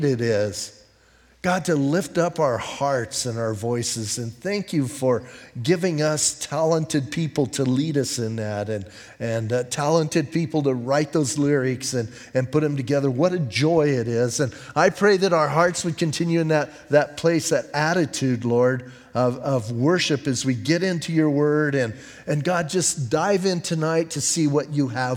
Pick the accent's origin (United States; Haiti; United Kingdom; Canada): United States; Bisbee, Arizona; I'm from Bisbee